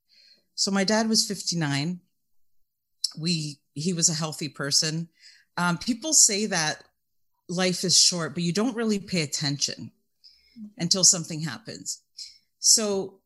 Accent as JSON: {"language": "English", "country": "Canada", "said": "I'm also Canadian"}